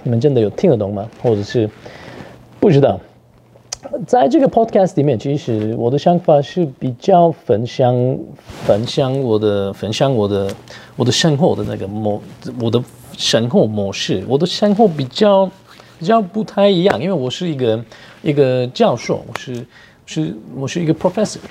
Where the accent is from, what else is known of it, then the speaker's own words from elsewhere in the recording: Turkey; Chinese is a second language; moved away as an adult; now in Taiwan; 我是来自土耳其， 然后我就在台湾十年了